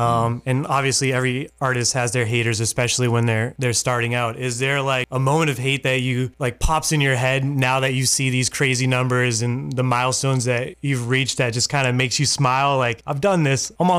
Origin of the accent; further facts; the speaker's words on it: Worcester, Massachusetts, United States; now in Maine, United States; I grew up in Worcester, Massachusetts. I'm in Maine now, but grew up in Worcester, Massachusetts